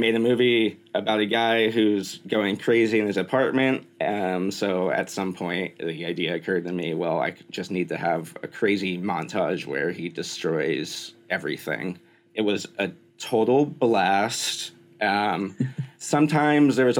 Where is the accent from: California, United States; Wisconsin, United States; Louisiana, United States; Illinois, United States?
California, United States; Bay Area; moved away; I'm from the Bay Area originally, so I was there recently as well.